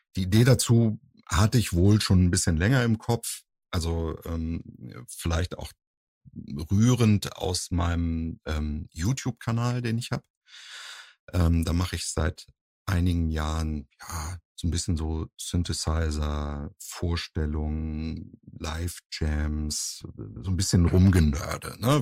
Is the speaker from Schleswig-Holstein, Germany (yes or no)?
yes; Husum, Schleswig-Holstein, Germany; now in Cologne, Germany; ich komme ja ursprünglich aus Nordfriesland, aus Husum